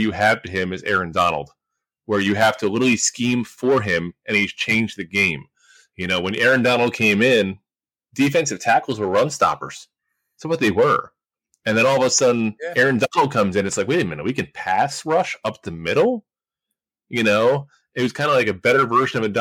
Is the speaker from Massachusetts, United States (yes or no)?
no; Monmouth County, New Jersey, United States; now in Tampa Bay, United States; Been also born and raised in the Monmouth County area as well. Now down here in Tampa Bay